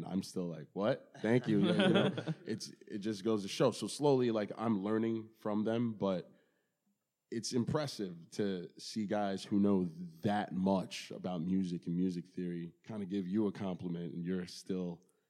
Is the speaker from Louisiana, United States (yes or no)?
no; Baldwin, New York, United States; also born or lived in Brooklyn, New York; when I moved to Baldwin from Brooklyn